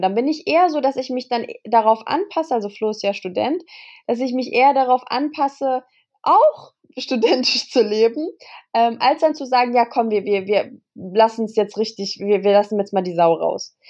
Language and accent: German; Kassel, Hesse, Germany; moved away; in Kassel, also es ist in meiner, in meiner Heimat.